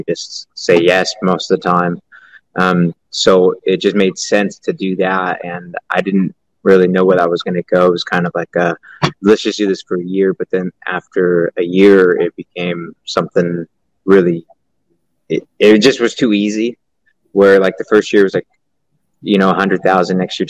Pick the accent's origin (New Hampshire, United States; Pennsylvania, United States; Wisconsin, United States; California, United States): California, United States; Stockton; I'm from Stockton, California